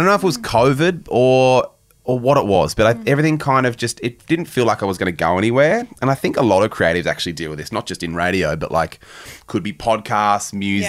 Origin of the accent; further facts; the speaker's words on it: Launceston, Tasmania, Australia; I grew up in Launceston in Tassie